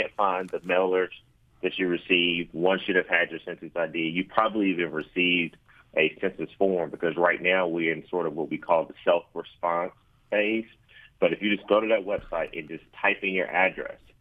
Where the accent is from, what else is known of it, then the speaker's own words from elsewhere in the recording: Athens, Georgia, United States; growing up in Athens over in Davis Estates, I remember my mom filling out her census form